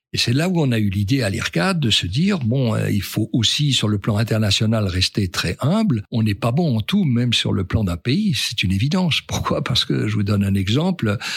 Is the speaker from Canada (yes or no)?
no; France; quand on est un Français